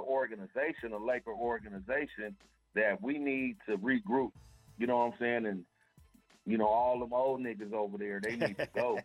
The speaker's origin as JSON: {"language": "English", "town": "Tulsa", "region": "Oklahoma", "country": "United States", "tie": "born or raised there", "said": "I'm originally from Tulsa, Oklahoma"}